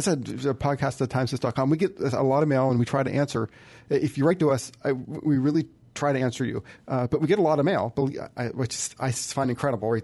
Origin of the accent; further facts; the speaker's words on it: United States; I'm an American